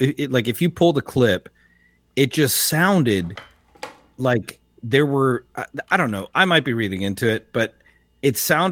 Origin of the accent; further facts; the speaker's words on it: United States; Yes, because I'm an American.